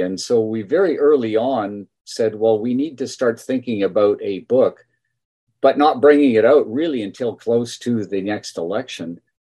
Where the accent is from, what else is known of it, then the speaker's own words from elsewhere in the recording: Edmonton, Alberta, Canada; also born or lived in Fort McMurray / Calgary; now in Lethbridge, Canada; I was born in Edmonton